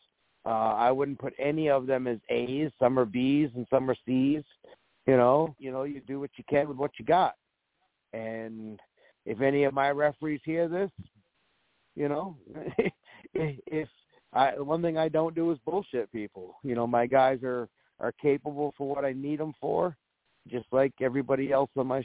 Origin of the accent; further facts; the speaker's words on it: Maine, United States; We're from Maine